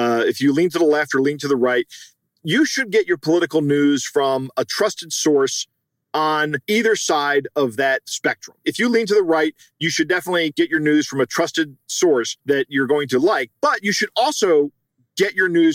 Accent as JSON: {"language": "English", "country": "United States", "said": "I'm speaking as an American"}